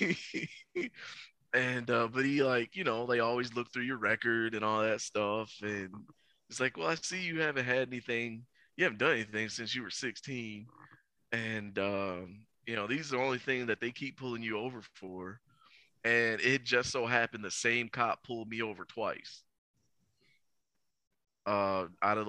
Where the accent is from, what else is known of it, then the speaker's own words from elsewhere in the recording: Cedar Point, Ohio, United States; also born or lived in Iowa / Willacoochee, Georgia; when I first moved back to my hometown, when I first moved back to Cedar Point